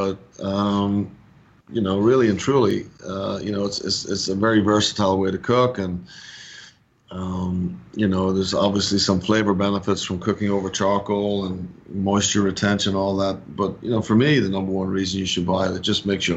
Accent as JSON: {"language": "English", "town": "Dublin", "region": "Leinster", "country": "Ireland", "tie": "born or raised there", "moved": "as an adult", "lives_now": "Atlanta, United States", "said": "I'm actually born and raised in Dublin, Ireland, or just north of Dublin."}